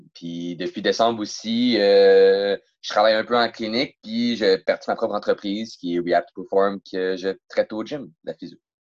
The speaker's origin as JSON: {"language": "French", "town": "Rosemère", "region": "Quebec", "country": "Canada", "tie": "born or raised there", "said": "je viens de Rosemère"}